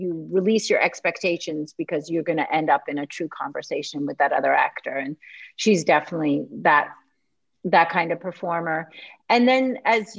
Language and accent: English; Canada; I grew up in Canada